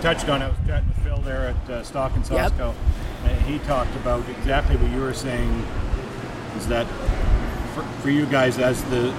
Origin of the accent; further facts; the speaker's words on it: Winnipeg, Manitoba, Canada; now in Calgary, Canada; I grew up in Winnipeg.